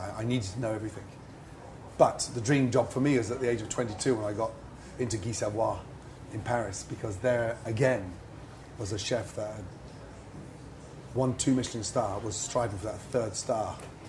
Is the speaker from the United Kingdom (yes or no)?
yes; England, United Kingdom; I had to work twice as hard in a French kitchen. Being English, you know, everyone taking the mickey.